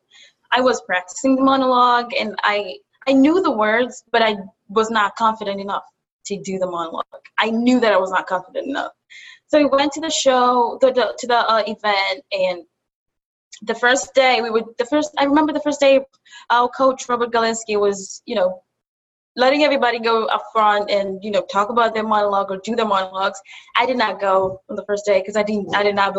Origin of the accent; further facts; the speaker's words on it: Kenya; also born or lived in Buffalo, United States; now in New York City, United States; I'm from Kenya. I moved from Kenya to Buffalo and from Buffalo to New York City. So now I'm based in New York City.